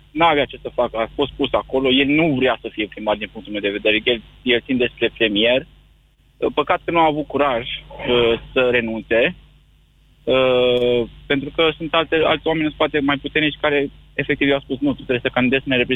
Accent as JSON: {"language": "Romanian", "town": "Domnești", "region": "Ilfov", "country": "Romania", "said": "sunt din Ilfov, din Domnești."}